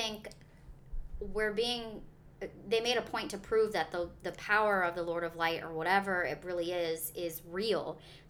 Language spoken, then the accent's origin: English; the South, United States; accent: Southern; My southern accent was difficult to interpret.